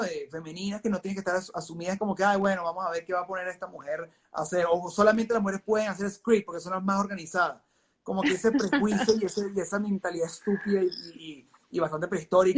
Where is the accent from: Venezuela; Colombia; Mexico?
Venezuela; moved away; yo vengo de Venezuela